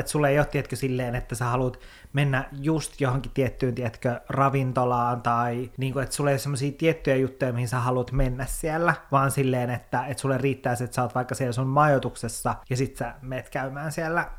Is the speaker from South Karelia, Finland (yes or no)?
no; Kemijärvi, Lapland, Finland; Mä oon Kemijärveltä, se on yhtä järveä koko Kemijärvi